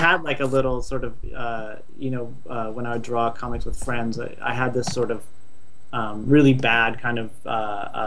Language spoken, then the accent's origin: English; Stanford, California, United States; now in Los Angeles, United States; I'm from Northern California. I grew up sort of in and around Stanford.